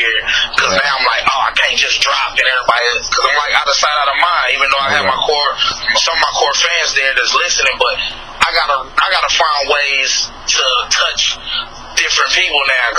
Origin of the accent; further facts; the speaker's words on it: Midwest, United States; Even though I'm from the Midwest, but they kind of call us like Southern Midwest.